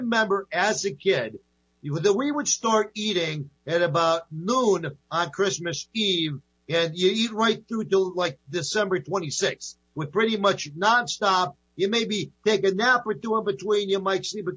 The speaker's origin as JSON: {"language": "English", "region": "New York", "country": "United States", "tie": "born or raised there", "said": "I was brought up in New York"}